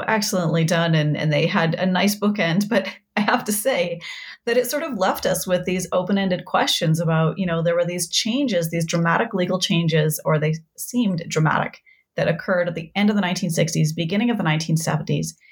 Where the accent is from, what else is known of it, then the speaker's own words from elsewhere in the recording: Saskatoon, Saskatchewan, Canada; also born or lived in Halifax; I grew up in Saskatoon